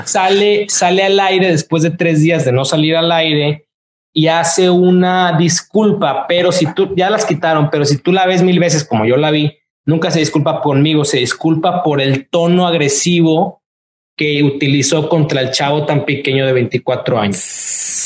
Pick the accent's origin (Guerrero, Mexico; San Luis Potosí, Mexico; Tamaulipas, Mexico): Tamaulipas, Mexico; Tampico; moved away as an adult; now in Los Angeles, United States; soy mexicano